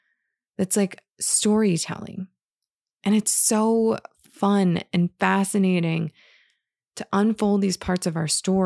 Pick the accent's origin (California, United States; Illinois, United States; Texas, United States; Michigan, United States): Michigan, United States; And so I went from being in a very like white culture growing up in Northern Michigan, and in coming from a lot of privilege